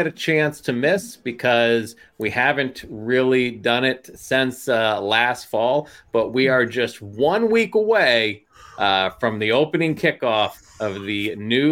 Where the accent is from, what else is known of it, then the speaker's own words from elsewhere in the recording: Philadelphia, Pennsylvania, United States; my hometown, Philadelphia